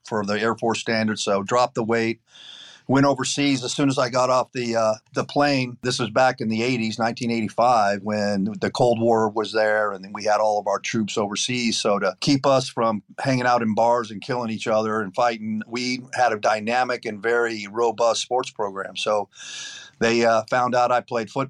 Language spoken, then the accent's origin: English; Lake Arrowhead, California, United States; moved away as an adult; also born or lived in Quito, Ecuador; I was born and raised in Southern California in the mountains, Lake Arrowhead